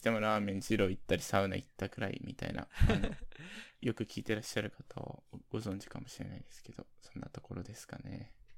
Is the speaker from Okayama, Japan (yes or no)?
no; Hokkaido, Japan; now in Tokyo, Japan; 僕ら住んでる、住んでた地元